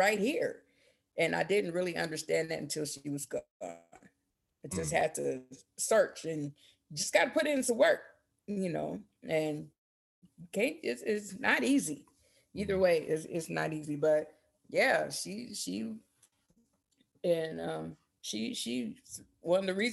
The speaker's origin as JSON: {"language": "English", "town": "Portland", "region": "Oregon", "country": "United States", "tie": "born or raised there", "also_born_or_lived": "Berkeley, California", "said": "I was born in Berkeley, but my mom migrated up here when I was 2 in '79. So, this is what I know. So Portland is my home"}